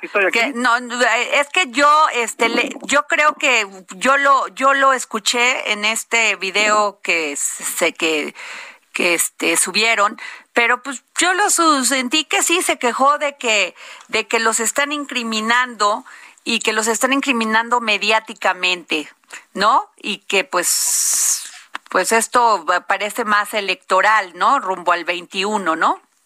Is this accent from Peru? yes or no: no; Mexico